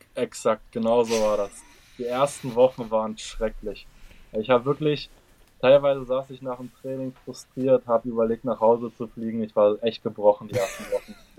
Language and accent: German; Germany; moved away as an adult; now in United States; als Deutscher